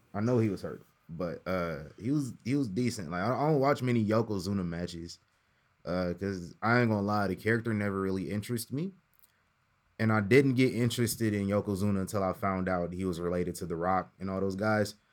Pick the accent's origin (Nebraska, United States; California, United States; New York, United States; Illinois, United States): Nebraska, United States; Omaha; my hometown, Omaha, Nebraska